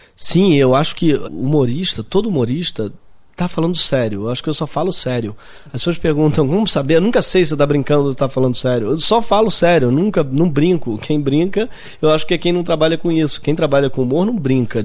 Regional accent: Rio de Janeiro, Brazil; Eu sou da Zona Sul, nascido e criado na Zona Sul

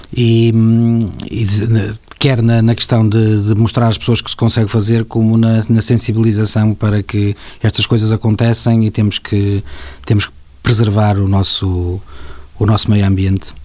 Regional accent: Paredes de Coura, Norte, Portugal; eu que venho do campo, não é? de paredes de cor, que, que já fazemos paredes de cor há 25 anos, tantas e tantas vezes me sinto naquele parque como se estivesse na minha, na minha terra

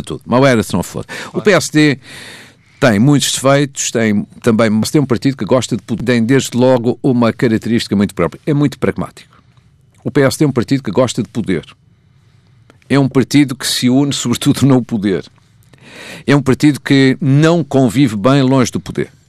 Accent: Portugal; moved away; a FAF, que é a minha terra.

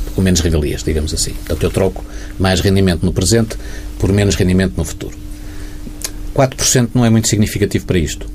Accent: Portugal; como portugueses

